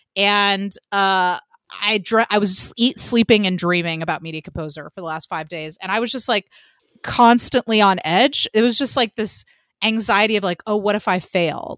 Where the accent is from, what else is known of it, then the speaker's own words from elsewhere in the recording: Atlanta, Georgia, United States; as a Atlantean